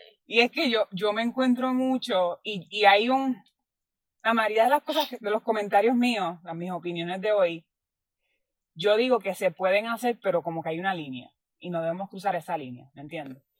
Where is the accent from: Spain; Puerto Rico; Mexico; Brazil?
Puerto Rico; yo siendo puertorriqueña